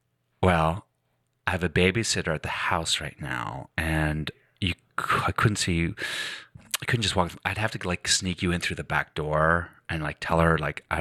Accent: Glasgow, Scotland, United Kingdom; I go, I'm from Scotland. And she goes, where? I go, I'm from Glasgow.

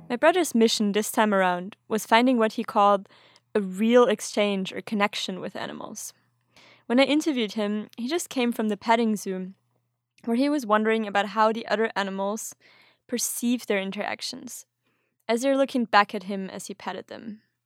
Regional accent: Austria; now in Sweden; I'm originally from Austria, but currently living in Sweden

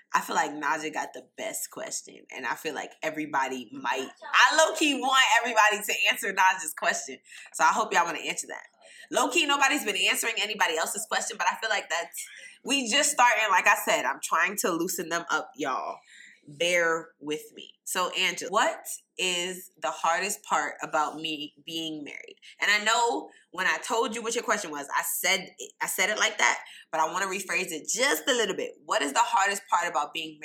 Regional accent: New York, United States; I'm from New York

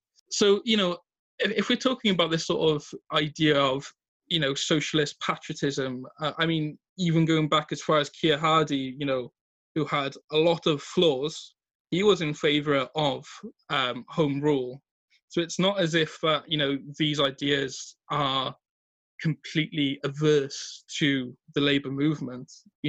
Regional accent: Wales, United Kingdom

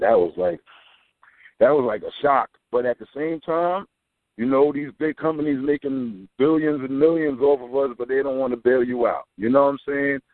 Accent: New York City, New York, United States; also born or lived in Corona, Queens; I'm in Jamaica, Queens, man. I'm from Corona, but I moved to Jamaica, the north side of Jamaica

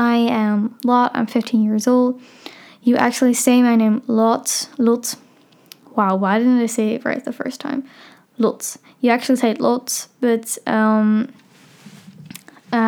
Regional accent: Amsterdam, North Holland, Netherlands; I'm 15 years old. I'm from Amsterdam

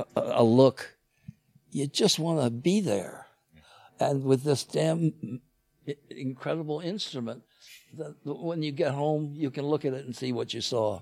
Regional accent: Chicago, Illinois, United States; I grew up in Chicago

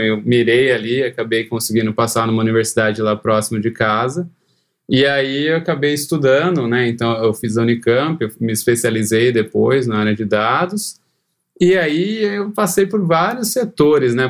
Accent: Cosmópolis, São Paulo, Brazil; moved away as an adult; also born or lived in Campinas; now in Chicago, United States; eu nasci em Campinas, mas sempre morei em Cosmópolis, cidade do interior de São Paulo

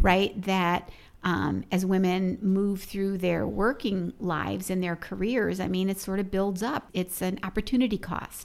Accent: Chicago, Illinois, United States; I grew up in Chicago, so it was an incredibly segregated city as well

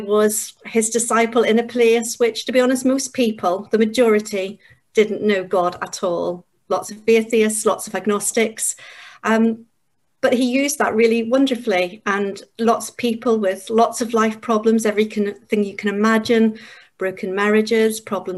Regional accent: Northern Ireland, United Kingdom; moved away as an adult; also born or lived in Yorkshire; now in England, United Kingdom; I'm from Northern Ireland. I grew up there, and at the age of 20, I came to England

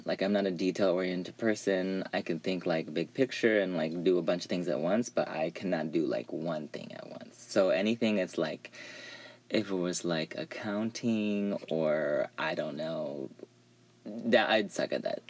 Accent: Dublin, California, United States; I'm originally from a little town called Dublin, California, which is a suburb full of, well, when I was growing up, it was full of white people and cows

